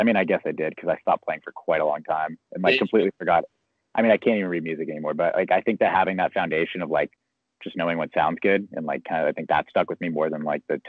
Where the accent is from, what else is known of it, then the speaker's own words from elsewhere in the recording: San Diego, California, United States; So I'm from San Diego too. One of those rare people you find in San Diego that actually grew up here.